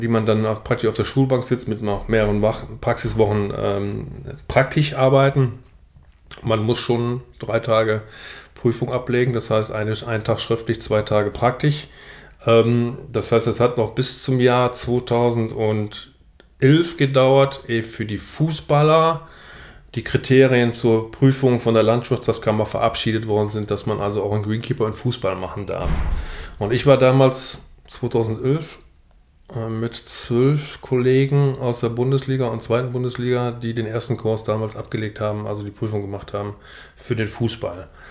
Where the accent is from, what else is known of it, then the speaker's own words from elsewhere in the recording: Niederkrüchten, North Rhine-Westphalia, Germany; Ich komme hier aus Niederkrüchten, kurz vor der holländischen Grenze.